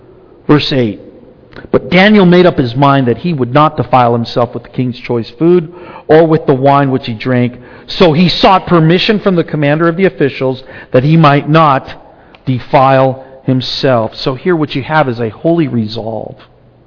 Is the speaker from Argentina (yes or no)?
yes; Argentina; now in United States; When we came from Argentina, we pretty much assimilated. I mean, I could still speak Spanish, but it was not what we spoke at home, really.